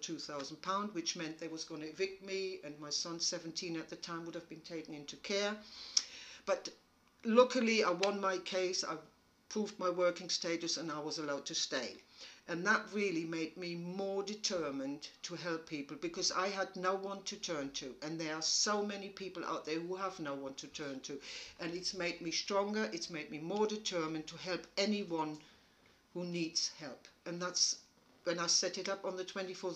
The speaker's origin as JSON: {"language": "English", "country": "Germany", "moved": "as an adult", "lives_now": "United Kingdom", "said": "I'm from Germany, but met my husband in Germany"}